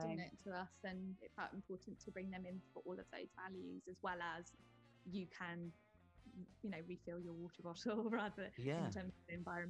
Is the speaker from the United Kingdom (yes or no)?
yes; United Kingdom; it's funny for me being a British woman coming back to the UK kind of as an adult and sort of seeing how British people live was quite interesting